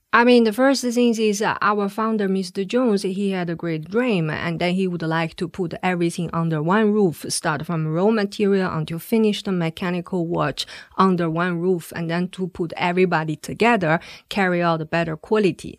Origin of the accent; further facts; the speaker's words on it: China; moved away as an adult; now in Switzerland; I come from China.